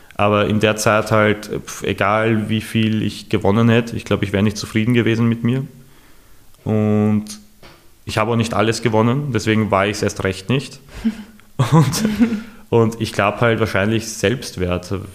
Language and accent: German; Vienna, Austria; ich bin im 22. aufgewachsen